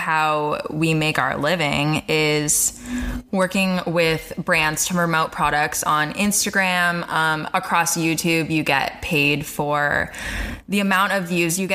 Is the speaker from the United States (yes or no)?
yes; Palm Springs, California, United States; moved away; I grew up in Palm Springs, California